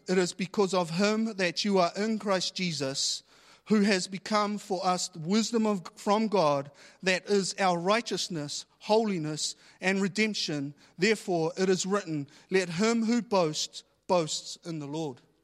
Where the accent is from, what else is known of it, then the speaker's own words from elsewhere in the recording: New Zealand; I was born here in New Zealand and a lot of my family, they were born overseas.